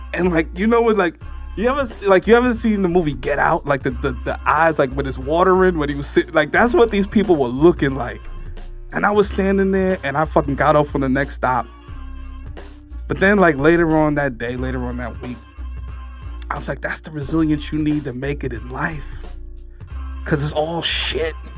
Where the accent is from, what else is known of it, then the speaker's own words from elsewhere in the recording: New York City, New York, United States; I'm from the Bronx